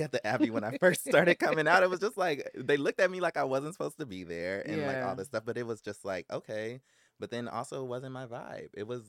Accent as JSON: {"language": "English", "town": "Los Angeles", "region": "California", "country": "United States", "tie": "born or raised there", "said": "I'm from South Central Los Angeles. I grew up in the jungle."}